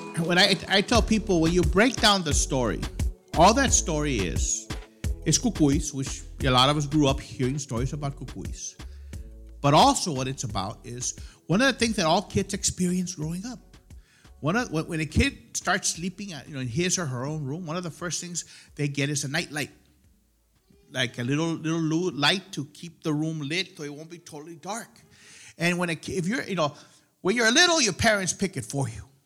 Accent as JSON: {"language": "English", "area": "the Rio Grande Valley", "region": "Texas", "country": "United States", "tie": "born or raised there", "said": "Growing up in El Valle, we grew up with our cuckoo stories"}